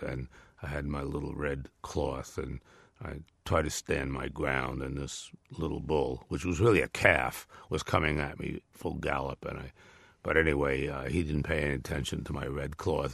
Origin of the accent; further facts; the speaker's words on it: New York area, United States; I'm from the New York area